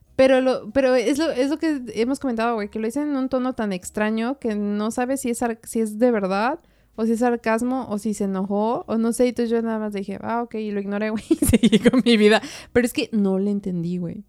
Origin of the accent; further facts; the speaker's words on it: Puebla, Mexico; moved away as an adult; now in Austria; yo vengo de Puebla, ¿no? Que es una ciudad.